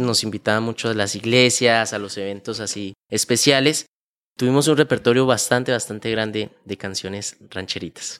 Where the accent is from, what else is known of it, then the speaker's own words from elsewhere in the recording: Bucaramanga, Santander, Colombia; also born or lived in Málaga, Santander; yo nací en la ciudad, en el pueblo de Málaga, Santander. Es un pueblo cerca aquí de Bucaramanga. Desde muy pequeño, más o menos desde los 3, 4 años de edad, eh, mis padres nos vinimos a vivir aquí a Bucaramanga